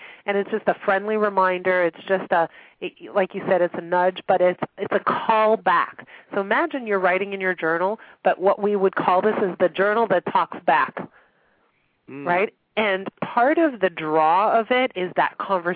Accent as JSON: {"language": "English", "town": "Montreal", "region": "Quebec", "country": "Canada", "tie": "born or raised there", "moved": "yes", "lives_now": "Toronto, Canada", "said": "I grew up in Montreal"}